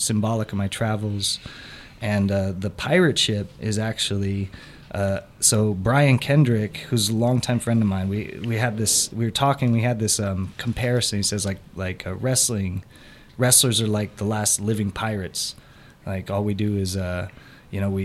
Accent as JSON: {"language": "English", "town": "Los Angeles", "region": "California", "country": "United States", "tie": "born or raised there", "also_born_or_lived": "Kansas City", "said": "I was born in Kansas City, that's right here. I grew up in Los Angeles"}